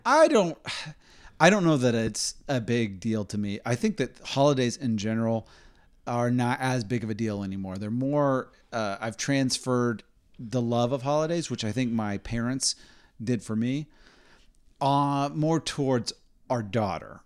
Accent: Indiana, United States; growing up in Indiana

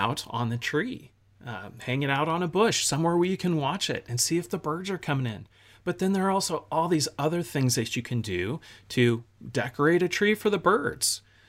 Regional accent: Germany; You know, growing up in Germany, one of the things that we adopted while we were there, it's kind of funny and weird to, you know, to North American folks

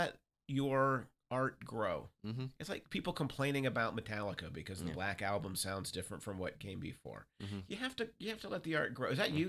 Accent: Northeastern Ohio, United States; a kid who was growing up in Northeastern Ohio, where maybe diversity was not the most obvious thing.

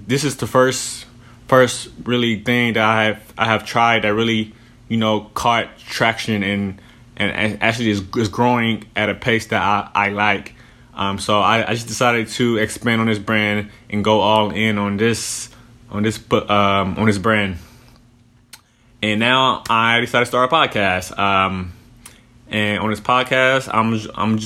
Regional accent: Houston, Texas, United States; now in Phoenix, United States; I'm from Houston. I'm 25 years old. Right now I live in Phoenix, Arizona

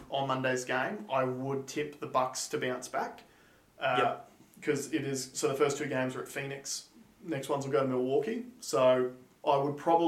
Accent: Tamborine Mountain, Queensland, Australia; I grew up playing sports on Tambury Mountain.

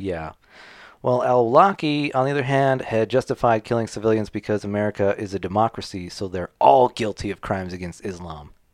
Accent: United States; I'm American.

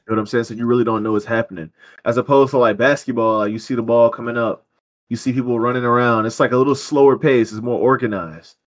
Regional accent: United States

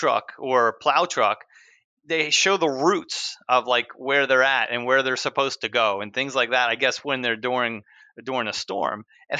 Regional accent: New Jersey, United States; moved away as an adult; also born or lived in South Carolina; I grew up in the Northeast. I grew up in New Jersey, but I moved to South Carolina in the middle of my life and lived down there until just about 5 years ago.

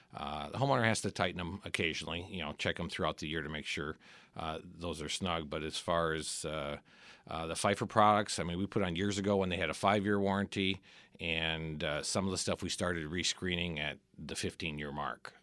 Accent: Midwest, United States; now in Arizona, United States; I grew up in the Midwest

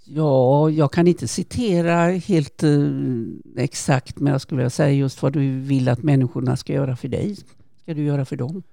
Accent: Kungsbacka, Halland County, Sweden; är född och uppvuxen i Kungsbacka

